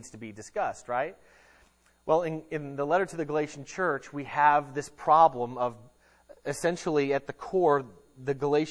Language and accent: English; United States; us as American Christians